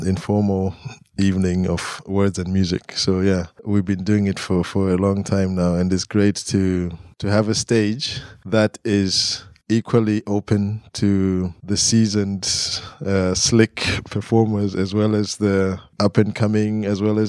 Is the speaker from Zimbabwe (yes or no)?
yes; Harare, Zimbabwe; moved away as an adult; now in Glasgow, United Kingdom; I grew up in Harare, you know, so urban life